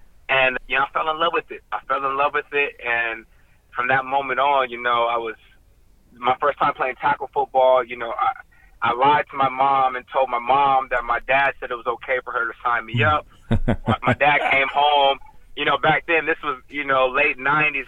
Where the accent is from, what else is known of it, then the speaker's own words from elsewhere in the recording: Ontario, California, United States; now in Los Angeles, United States; I'm from Southern California, a suburb outside of L.A. called Ontario.